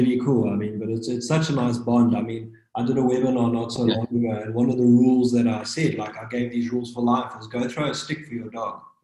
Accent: KwaZulu-Natal, South Africa; now in Cape Town, South Africa; I'm originally from KwaZulu-Natal

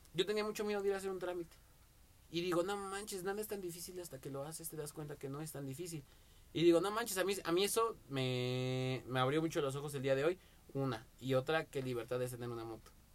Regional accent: Mexico; como buen mexicano

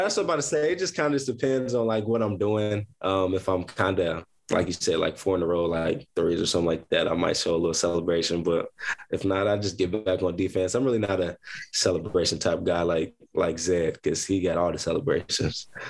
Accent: Columbus, Ohio, United States; also born or lived in Akron, Ohio; I am from Columbus, Ohio. I'm born and raised from Columbus, Ohio.

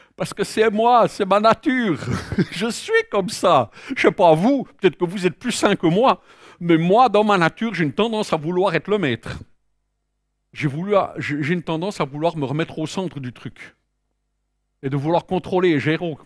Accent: Switzerland; je suis né en Suisse

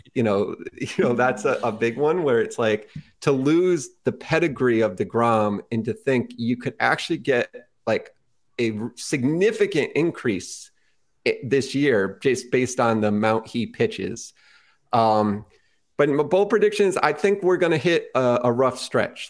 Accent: Connecticut, United States; growing up in Connecticut

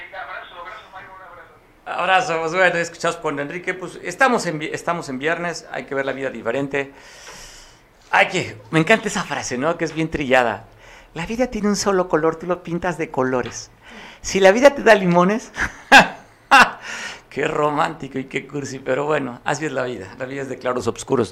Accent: Mexico; la vivimos como mexicanos y como costeños

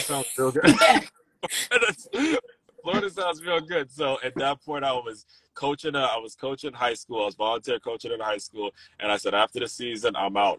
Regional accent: Maryland, United States; when I was growing up in Maryland

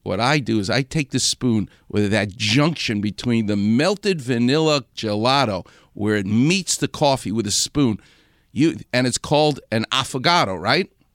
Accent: New York City, New York, United States; Far Rockaway, where where I'm from.

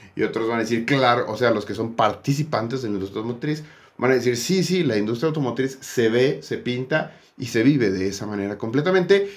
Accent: Mexico

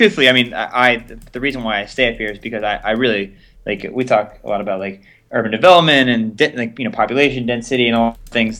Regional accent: Atlanta, Georgia, United States; now in Boston, United States; I grew up in Atlanta

